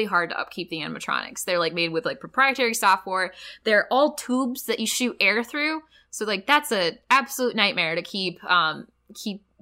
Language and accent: English; Flint, Michigan, United States; I'm from Flint area